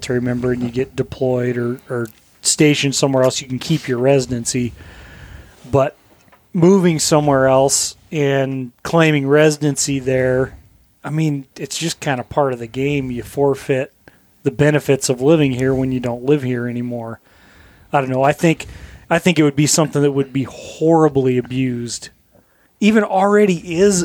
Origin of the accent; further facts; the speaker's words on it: Colorado, United States; moved away as an adult; now in Alaska, United States; I grew up in Colorado